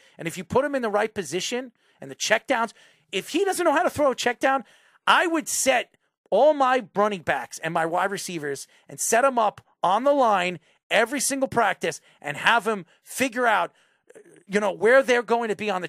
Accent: New York, United States; I'm a New Yorker.

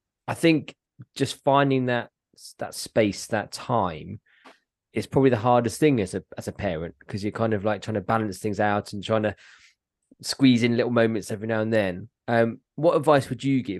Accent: Portsmouth, South East England, United Kingdom; moved away; I'm actually from Portsmouth

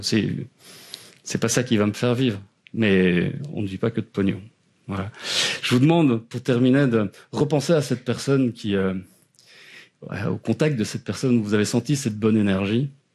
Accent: Eghezée, Wallonia, Belgium; accent: Belgian; je suis belge, ça s'entend peut-être à l'accent.

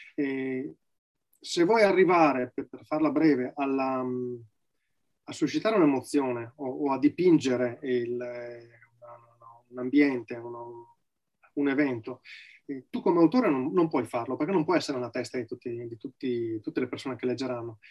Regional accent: Valpolicella, province of Verona, Veneto, Italy; vivo nella provincia di Verona, eh, nella quale sono nato, in Valpolicella

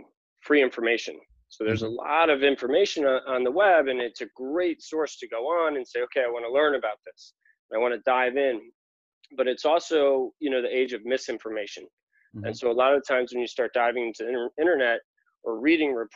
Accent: New York, United States; moved away as an adult; also born or lived in Los Angeles; now in California, United States; I'm originally from New York, born and raised

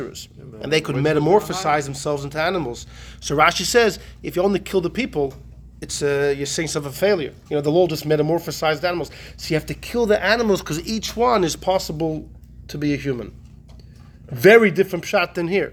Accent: Melbourne, Victoria, Australia; moved away; I grew up in Australia

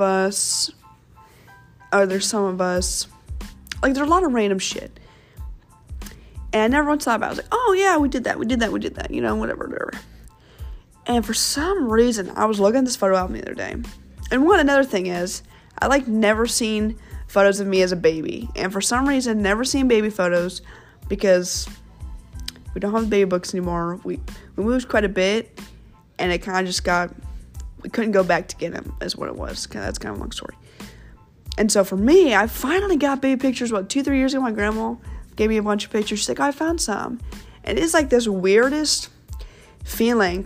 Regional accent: Kansas City, United States; also born or lived in St. Louis, Missouri; when I moved from St. Louis to Kansas City, when I was in, second grade

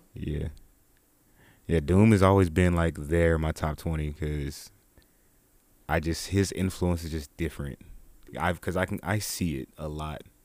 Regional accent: Dallas, Texas, United States; I'm from Dallas

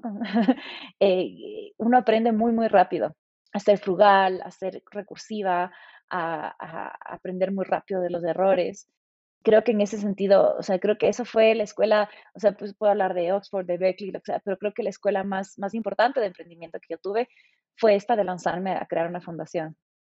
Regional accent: Ecuador; also born or lived in England; siendo ecuatoriana

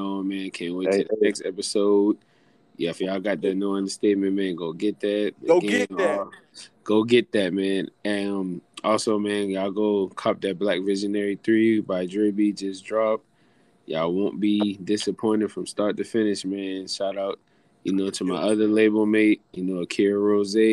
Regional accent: Charleston, South Carolina, United States; I'm from Charleston

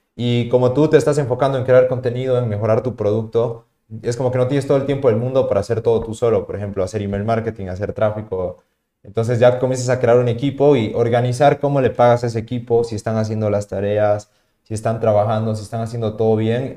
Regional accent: Tarija, Bolivia; also born or lived in La Paz, Bolivia; yo cuando volví a Tarija, eh, porque vuelvo a mi ciudad de origen, yo vivía en la ciudad de La Paz

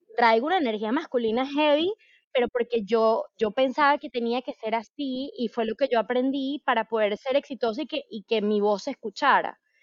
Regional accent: Venezuela; yo soy venezolana

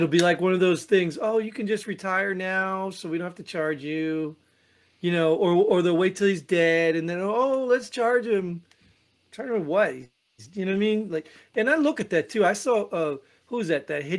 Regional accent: New Jersey, United States; I grew up in Jersey, man.

